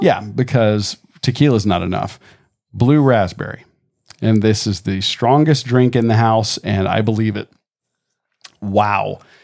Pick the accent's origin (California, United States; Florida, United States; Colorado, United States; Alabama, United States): Florida, United States; Tampa; growing up in Tampa when Channel Side first opened